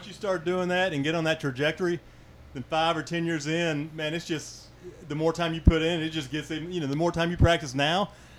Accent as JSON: {"language": "English", "town": "Dallas", "region": "Texas", "country": "United States", "tie": "born or raised there", "moved": "as an adult", "lives_now": "Kauai, United States", "said": "I grew up Southern Baptist. I grew up in Dallas."}